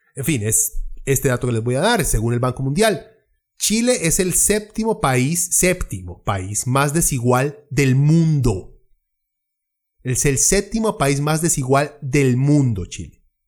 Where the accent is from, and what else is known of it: Costa Rica